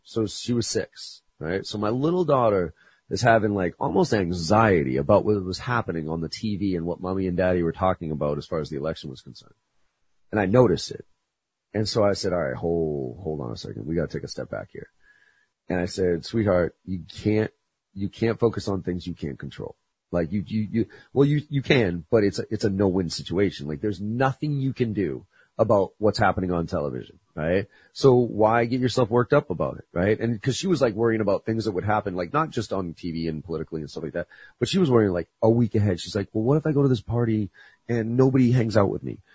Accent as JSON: {"language": "English", "town": "Boston", "region": "Massachusetts", "country": "United States", "said": "I'm a Bostonian through and through"}